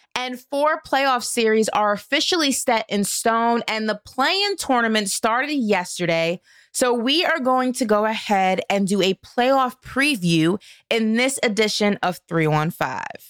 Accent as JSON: {"language": "English", "town": "New York City", "region": "New York", "country": "United States", "tie": "born or raised there", "said": "my hometown of Brooklyn, New York"}